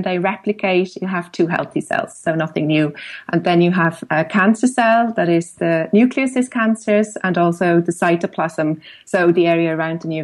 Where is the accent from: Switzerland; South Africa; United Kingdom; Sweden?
Switzerland; moved away as an adult; now in Dublin, Ireland; growing up in Switzerland and with, you know, pretty much a view to the mountains from the classroom